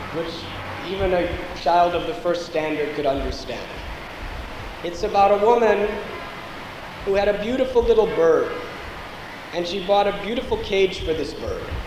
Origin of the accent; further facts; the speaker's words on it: United States; I'm coming from the United States of America. I was born and raised there.